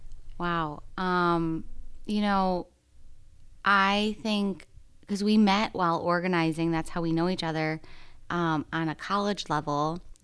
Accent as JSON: {"language": "English", "region": "Midwest", "country": "United States", "tie": "born or raised there", "also_born_or_lived": "New York City / Tennessee", "moved": "as an adult", "said": "I grew up in the Midwest. Then I moved to New York City."}